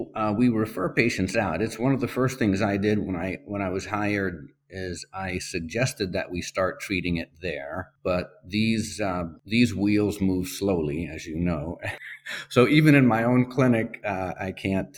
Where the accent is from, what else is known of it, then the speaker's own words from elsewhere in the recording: Spain; moved away; I grew up in Spain